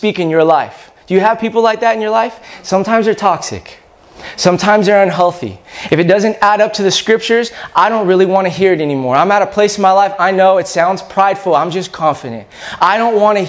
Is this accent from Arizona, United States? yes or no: no; California, United States; I'm from California